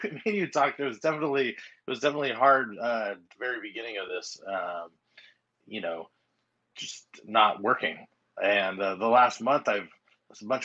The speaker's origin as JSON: {"language": "English", "town": "Long Beach", "region": "California", "country": "United States", "said": "Long Beach, California."}